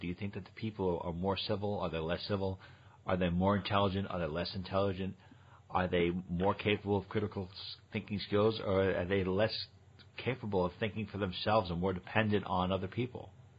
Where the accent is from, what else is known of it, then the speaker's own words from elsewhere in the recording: New York, United States; moved away; also born or lived in Connecticut; I was from New York and I was living in Connecticut at the time